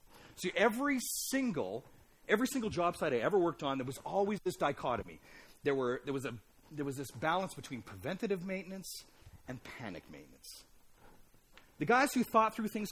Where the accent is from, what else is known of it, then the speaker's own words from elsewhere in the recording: Alberta, Canada; I grew up in Alberta.